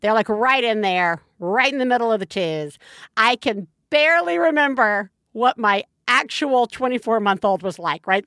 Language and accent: English; Alabama, United States; moved away; My folks live in Alabama. I grew up in Alabama.